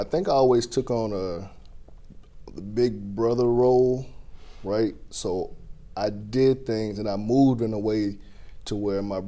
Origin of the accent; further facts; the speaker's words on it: St. Cloud, Florida, United States; I was born in St. Cloud, Florida